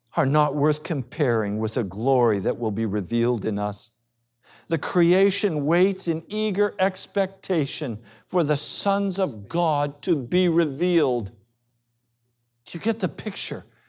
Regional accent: United States; Because we're American, because we're privileged, because we're educated

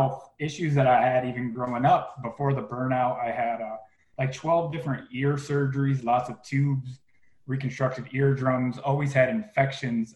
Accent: Flint, Michigan, United States; I was born in Flint, Michigan

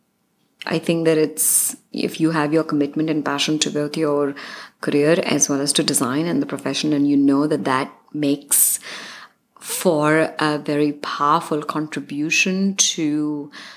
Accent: India; moved away as an adult; now in Los Angeles, United States; I'm from India. All our families are in our countries and we're immigrants here.

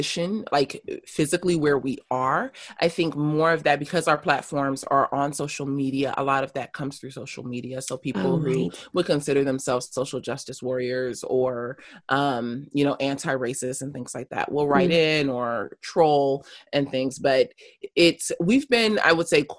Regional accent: Los Angeles, California, United States; also born or lived in South Africa; I am born and raised in Los Angeles South Los Angeles for the first 15, 16 years of my life, and then moved up to a suburb

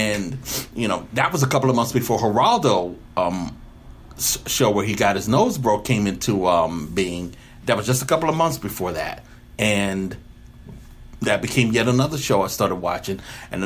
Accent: Somerset, United States; me growing up in Somerset nearby

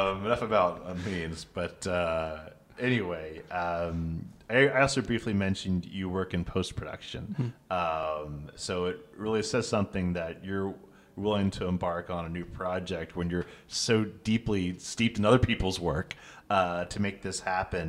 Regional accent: Cincinnati, Ohio, United States; I'm from Cincinnati.

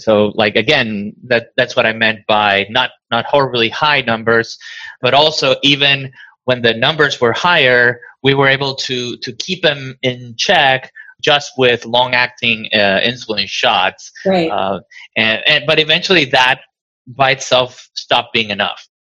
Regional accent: Caracas, Capital District, Venezuela; moved away as an adult; now in Stockton, United States; I was born in Caracas, and uh, we came to the U.S. in 2000

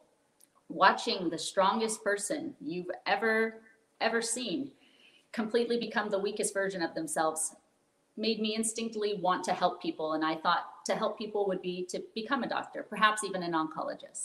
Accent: outside of Sacramento, Northern California, United States; born and raised in Northern California in a small town outside of Sacramento on a dairy farm

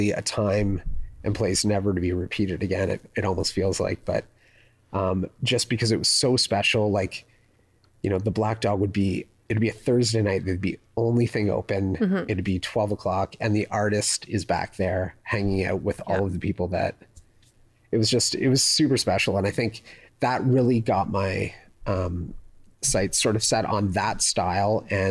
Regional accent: Canada

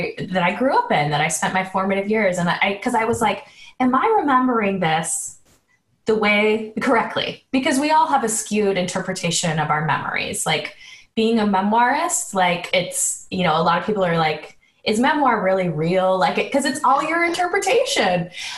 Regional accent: Oregon, United States; I grew up in the Pacific Northwest. I grew up in a Christian home, so in the state of Oregon

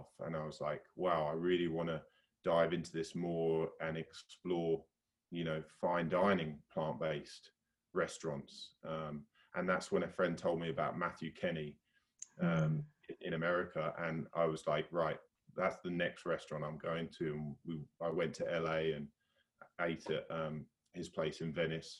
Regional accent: the London area in the Southeast, South East England, United Kingdom; moved away as an adult; also born or lived in Bristol, United Kingdom / Australia / New Zealand; now in Whistler, Canada; So we were both sort of grew up on the East Coast, like the London sort of area in the Southeast

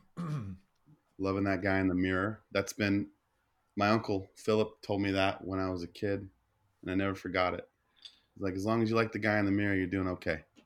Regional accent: Oklahoma, United States; growing up in the Bible Belt of Oklahoma

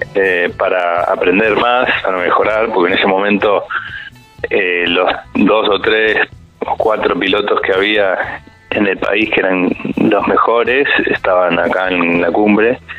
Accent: Buenos Aires, Argentina; yo soy de Buenos Aires

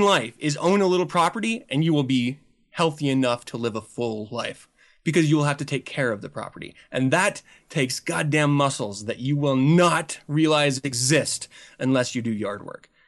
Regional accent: Utah, United States; I really loved about growing up in Utah

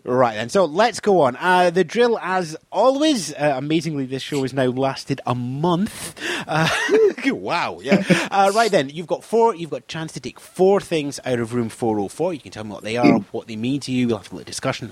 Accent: Scotland, United Kingdom; I'm Scottish.

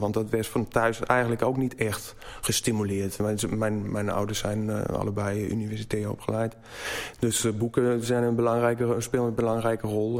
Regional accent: Black Forest, Baden-Württemberg, Germany; Dutch is a second language; moved away as an adult; now in Netherlands; ik kom uit het Zwarte Woud. Geboren getogen

